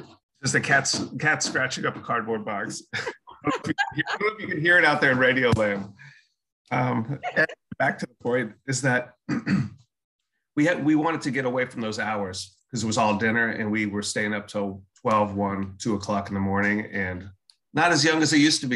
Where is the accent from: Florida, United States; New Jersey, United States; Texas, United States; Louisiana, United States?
Texas, United States; Austin; also born or lived in Maryland; now in Exeter, United States; So I moved to Austin in second grade.